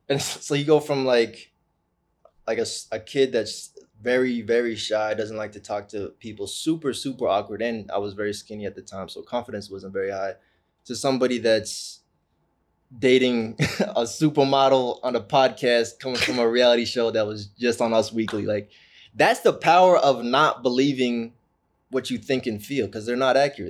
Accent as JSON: {"language": "English", "area": "Orange County", "region": "California", "country": "United States", "tie": "born or raised there", "said": "Growing up in Orange County"}